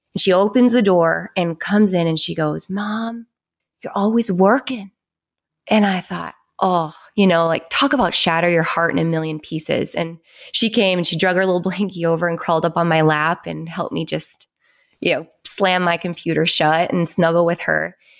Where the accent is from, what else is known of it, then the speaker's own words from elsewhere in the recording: North Dakota, United States; I grew up on a ranch in North Dakota, like no stoplights, no fast food restaurants, sixteen hundred people, super small town.